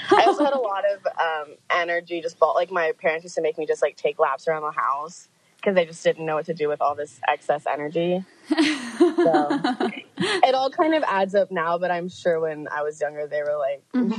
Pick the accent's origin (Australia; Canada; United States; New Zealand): United States; Texas; I grew up in Texas.